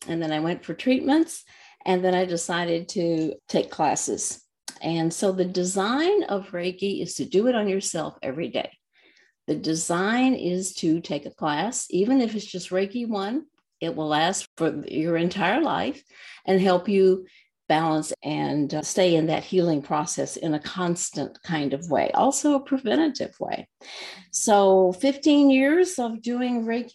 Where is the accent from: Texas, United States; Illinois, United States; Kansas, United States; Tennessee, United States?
Texas, United States; moved away as an adult; now in Minnesota, United States; I was born and raised in Texas